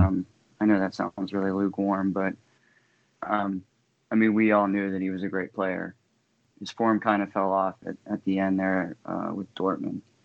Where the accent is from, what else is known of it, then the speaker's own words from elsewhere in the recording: Saint Clairsville, Ohio, United States; moved away as an adult; now in Michigan, United States; I'm originally from Saint Clairsville, Ohio.